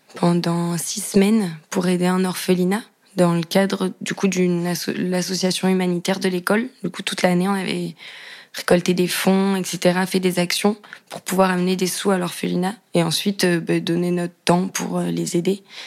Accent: Cahors, Occitania, France; J'ai grandi dans une, euh, petite maison, euh, dans une petite ville qui s'appelle Cahors, dans le Lot.

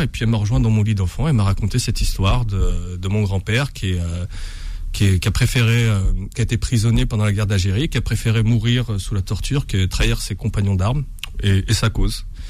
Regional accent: Bondy, Île-de-France, France; c'est là où je suis né, c'est là où j'ai grandi

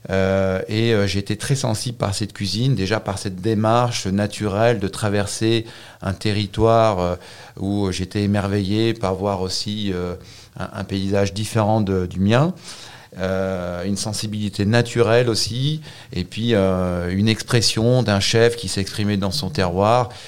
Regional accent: Auvergne-Rhône-Alpes, France; Euh, je suis un vrai Savoyard.

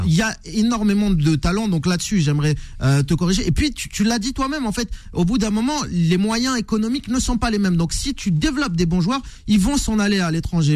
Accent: Algeria; J'ai grandi en Algérie, je suis né en Algérie

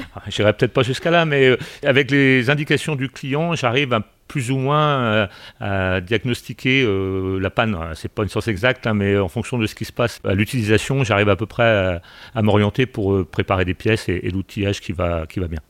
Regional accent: Belle-Île-en-Mer, Brittany, France; moved away as an adult; je suis originaire de, de Belle-Île

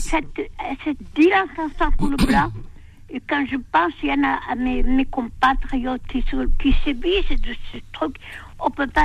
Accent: Algeria; now in France; suis pas une Algérienne cultivée, je suis une Algérienne qu'elle a faite elle-même.

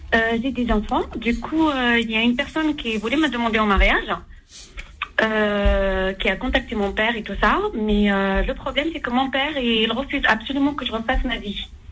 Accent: Algeria; moi, je suis algérienne

